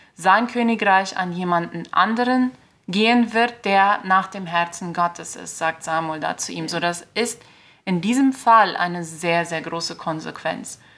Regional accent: Filadelfia, Boquerón, Paraguay; Ich komme hier aus Philadelphia

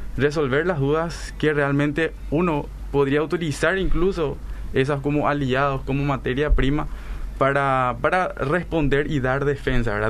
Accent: Paraguay; Nosotros somos paraguayos

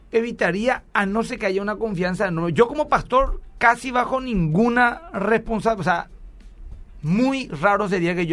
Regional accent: Capiatá, Central, Paraguay; estamos, somos de Capiatá y nos queda un poco lejos

